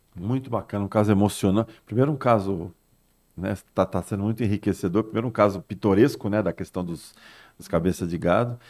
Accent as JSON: {"language": "Portuguese", "region": "São Paulo", "country": "Brazil", "tie": "born or raised there", "moved": "as an adult", "lives_now": "Santos, Brazil", "said": "Eu sou nascido e criado em São Paulo, mas estou há 35 anos já em Santos"}